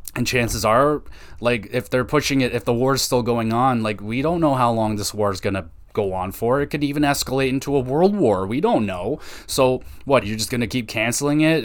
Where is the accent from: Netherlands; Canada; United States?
Canada; I'm Canadian